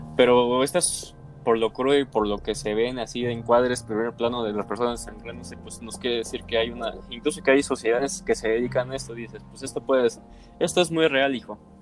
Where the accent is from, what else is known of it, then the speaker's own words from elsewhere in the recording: Mexico; somos de México